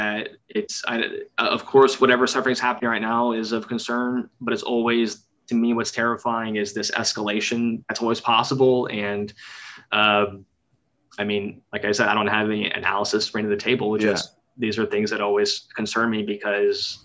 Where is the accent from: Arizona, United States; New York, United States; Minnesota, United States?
Arizona, United States; Tucson; when you and I both grew up in Tucson